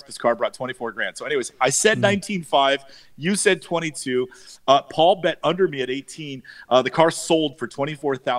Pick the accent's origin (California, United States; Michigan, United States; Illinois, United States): California, United States; San Francisco; I grew up in San Francisco, and when I was a kid in the 70s